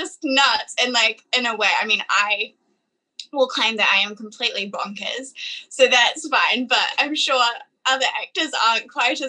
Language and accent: English; Fiji; now in New Zealand; growing up in Fiji as well kind of gave me a different understanding of money